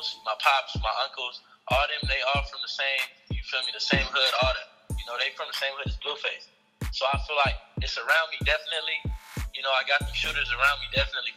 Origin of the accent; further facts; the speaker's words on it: Los Angeles, California, United States; I'm from West LA, to be exact, Mid-City